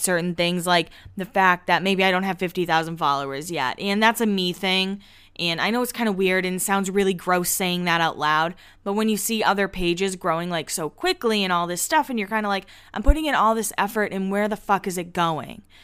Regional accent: Massachusetts, United States; I grew up in Massachusetts

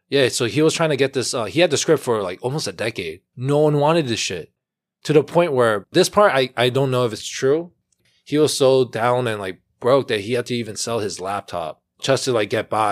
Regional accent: New York City, New York, United States; We're born and raised in Flushing, for most part of our life

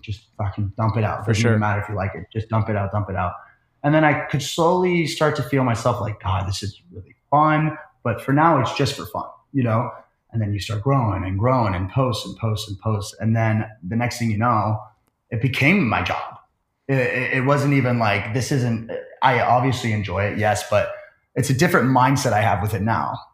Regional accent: Phoenix, Arizona, United States; moved away as an adult; also born or lived in Scottsdale, Arizona; now in Manhattan Beach, United States; I'm from uh, Phoenix, Arizona, and then lived in Scottsdale for a long time

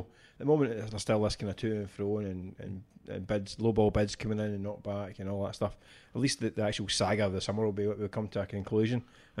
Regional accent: Scotland, United Kingdom; as a Scottish football fan

